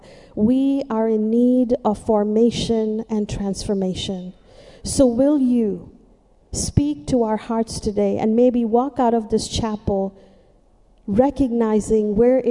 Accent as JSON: {"language": "English", "town": "Mumbai", "region": "Maharashtra", "country": "India", "moved": "as an adult", "lives_now": "United States", "said": "I'm from the city, I'm from Mumbai"}